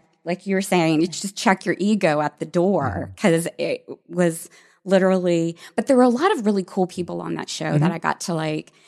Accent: Virginia, United States; moved away as an adult; now in Los Angeles, United States; I grew up in Virginia

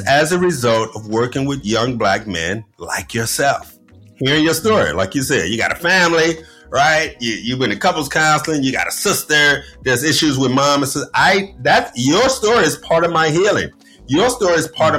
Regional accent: Chicago, Illinois, United States; we're both from Chicago, right? So I'm a Chicago kid

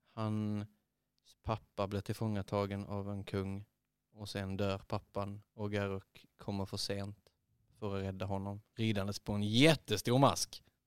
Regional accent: Eslöv, Skåne, Sweden; jag är uppvuxen i Eslöv

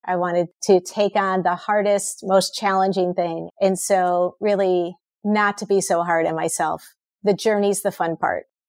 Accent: Minnesota, United States; I grew up in Minnesota

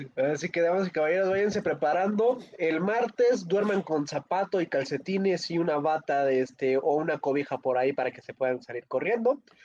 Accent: Zinacantepec, State of Mexico, Mexico; Hoy visitó a Sinacantepec

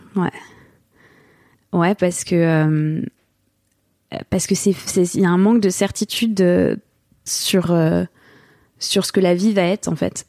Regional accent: France; moved away as an adult; now in Los Angeles, United States; On est bon petit Français

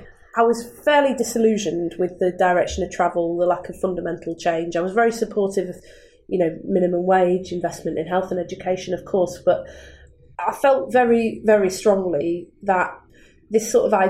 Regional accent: Manchester, North West England, United Kingdom; I was born in Manchester in 1979, near Thatcher came to power. And when I was born, Manchester was much older than the surrounding towns like Wigan, Bury, Bolton, because the industry was in towns.

